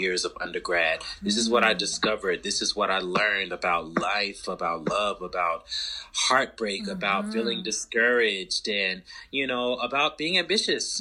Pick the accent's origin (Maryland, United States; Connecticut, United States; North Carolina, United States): North Carolina, United States; Charlotte; moved away as an adult; also born or lived in Atlanta; my hometown, Charlotte, to undergrad in Atlanta.